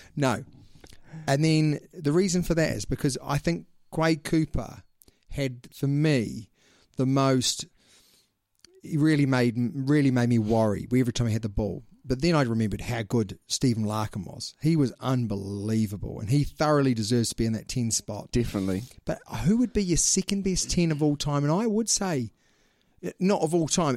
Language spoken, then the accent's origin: English; New Zealand; we are two Kiwis